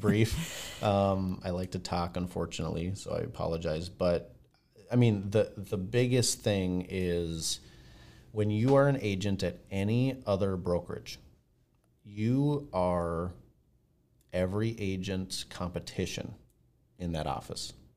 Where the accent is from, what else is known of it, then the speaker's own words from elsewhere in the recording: Blaine, United States; we're from Blaine